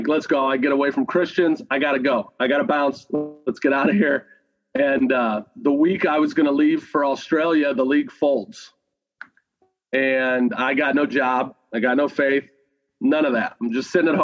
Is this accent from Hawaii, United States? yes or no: no; St. Louis, Missouri, United States; now in Saint Bonifacius, United States; I grew up in St. Louis, Missouri